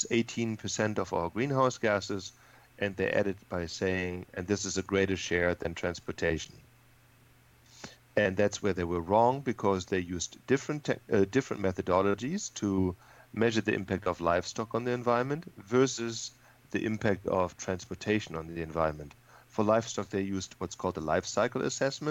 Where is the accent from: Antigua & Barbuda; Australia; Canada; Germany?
Germany; moved away as an adult; also born or lived in Texas; now in California, United States; I'm a native from Germany, and when I was 27 I moved from Germany to Texas